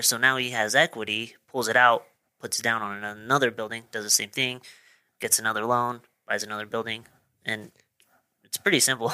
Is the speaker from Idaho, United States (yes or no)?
yes; Marsh Valley, Idaho, United States; also born or lived in Pocatello, Idaho; I was born in Pocatello, but I, I currently live in Pocatello, but I grew up in Marsh Valley